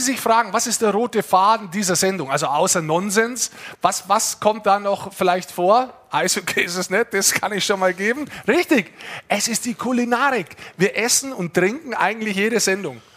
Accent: Lower Bavaria, Germany; ich bin Niederbayer, wir sind Niederbayern

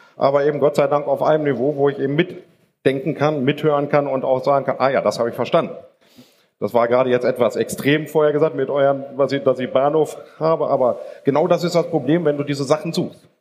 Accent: Germany; wir sind Deutsche

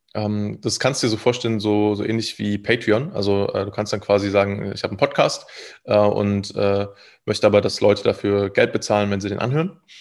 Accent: Thuringia, Germany; moved away as an adult; also born or lived in Leipzig; ich kam aus einem äh, relativ kleinen Dorf mit so 300 Einwohnern

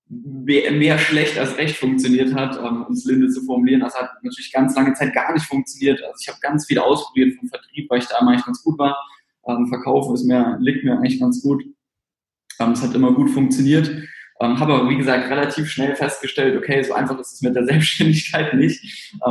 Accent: Regensburg, Bavaria, Germany; now in Frankfurt, Germany; also ich bin nach Frankfurt gezogen vor eineinhalb, zwei Jahren und komme sonst ursprünglich aus Regensburg.

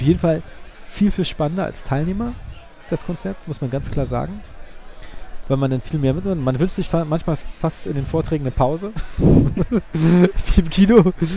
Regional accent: Berlin, Germany; bin ja Berliner

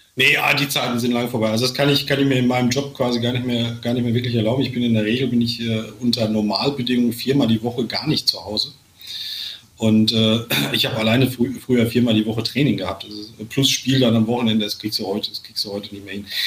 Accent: Sauerland, North Rhine-Westphalia, Germany; ich komme aus dem Sauerland

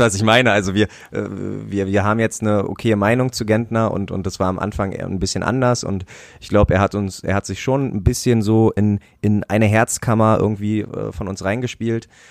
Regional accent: Brandenburg, Germany; moved away; Ich bin in einem kleinen Kaff groß geworden in Brandenburg

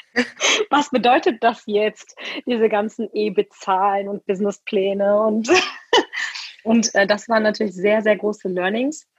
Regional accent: Ruhr area, North Rhine-Westphalia, Germany; moved away as an adult; now in Leipzig, Germany; Ich komme aus dem Ruhrgebiet und habe auch im Rheinland studiert ganz lange

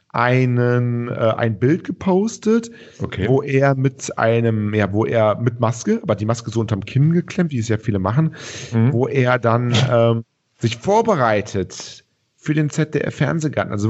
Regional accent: Cologne, North Rhine-Westphalia, Germany; wo wir alle, glaube ich, hier als Kölner vor allen Dingen äh, ein bisschen

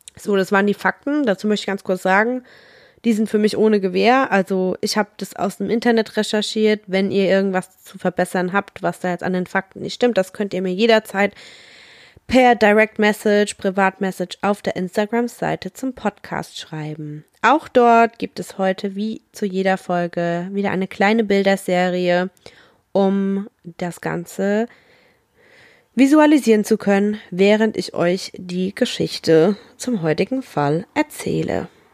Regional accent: Rhineland-Palatinate, Germany; ich komme aus der Pfalz

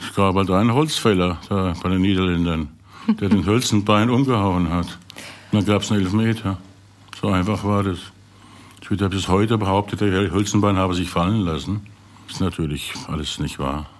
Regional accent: Rhineland-Palatinate, Germany; moved away; bin ja Pfälzer

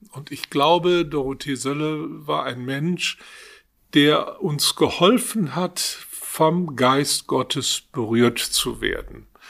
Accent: Duisburg, North Rhine-Westphalia, Germany; Ich stamme aus der Stadt Duisburg, komme also mitten aus dem Ruhrgebiet

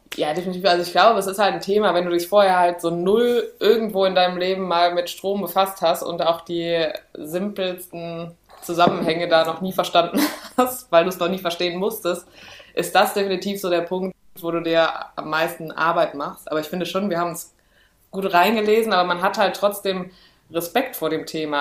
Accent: Cologne, North Rhine-Westphalia, Germany; wir kommen aus Köln

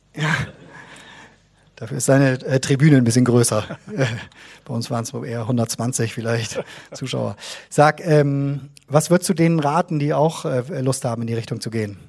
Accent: Bremen, Germany; 1989 bin ich in Bremen geboren

